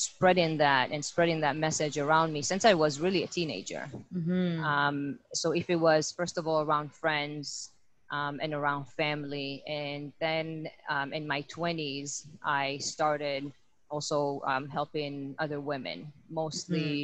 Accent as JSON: {"language": "English", "country": "Israel", "tie": "born or raised there", "said": "I'm born and raised in Israel"}